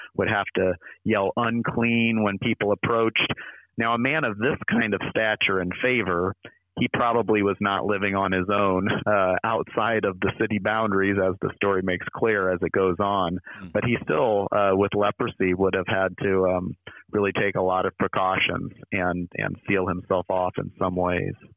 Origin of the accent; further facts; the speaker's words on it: near Iowa City, United States; now in St. Louis, United States; I grew up near Iowa City